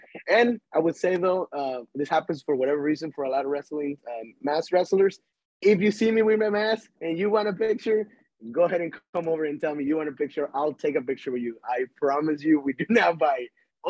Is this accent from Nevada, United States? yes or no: yes; Las Vegas, Nevada, United States; It's going to be … because I'm from Las Vegas, as I said.